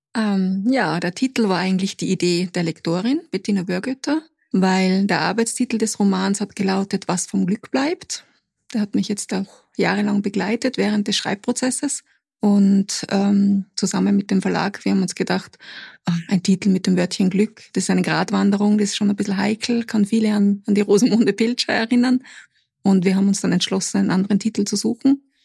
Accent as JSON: {"language": "German", "town": "Putzleinsdorf", "region": "Upper Austria", "country": "Austria", "tie": "born or raised there", "said": "Putzleinsdorf, das ist mein Heimatort"}